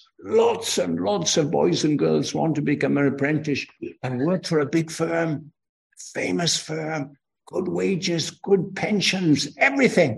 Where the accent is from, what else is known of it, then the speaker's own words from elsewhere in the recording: Aberystwyth, Wales, United Kingdom; from my accent where I come from, of course, I come from Wales.